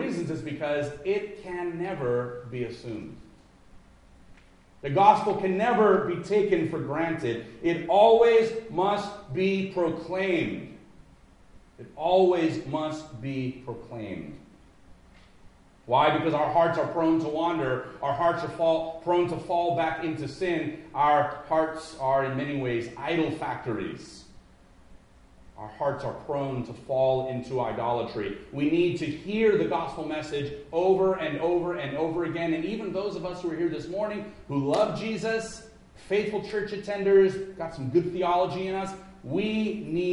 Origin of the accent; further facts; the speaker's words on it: Los Angeles, California, United States; now in Midwest, United States; I'm from Los Angeles.